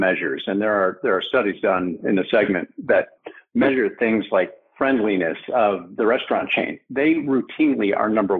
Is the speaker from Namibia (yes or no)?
no; Detroit, Michigan, United States; I'm a kid from Detroit